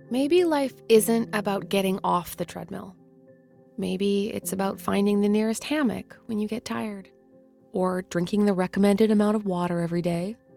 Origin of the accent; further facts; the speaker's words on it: Canada; we're Canadian